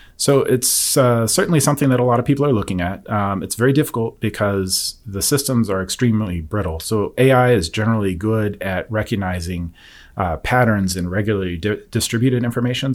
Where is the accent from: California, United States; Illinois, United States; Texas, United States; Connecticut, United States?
Texas, United States; Forney; I'm from near the Dallas area, a small town called Forney